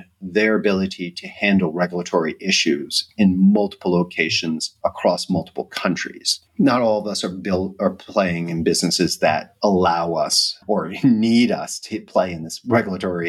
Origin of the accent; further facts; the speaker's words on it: United States; moved away as an adult; as an American living abroad